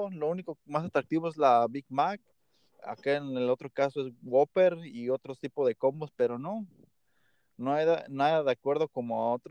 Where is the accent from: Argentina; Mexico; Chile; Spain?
Mexico; now in United States; Yo siento y lo he notado porque yo vengo desde México para Estados Unidos.